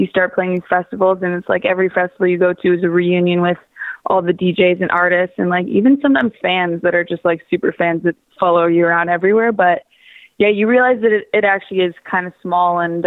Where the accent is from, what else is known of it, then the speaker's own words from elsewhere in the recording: Waterloo, Ontario, Canada; now in Toronto, Canada; I'm originally from Waterloo, which is about an hour west of Toronto.